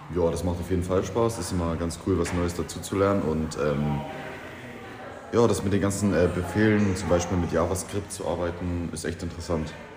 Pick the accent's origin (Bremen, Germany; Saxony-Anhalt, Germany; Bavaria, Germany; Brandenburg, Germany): Brandenburg, Germany; Vetschau; komme aus Fetschau und bin 15 Jahre alt